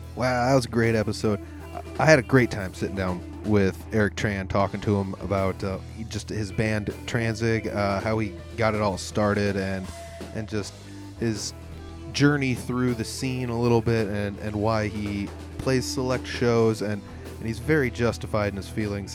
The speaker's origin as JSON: {"language": "English", "town": "Humboldt", "region": "Iowa", "country": "United States", "tie": "born or raised there", "said": "my hometown in Humboldt"}